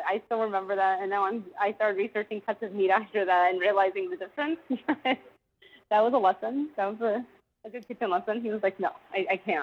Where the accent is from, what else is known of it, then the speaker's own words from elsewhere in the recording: Austin, Texas, United States; born and raised in Austin, Texas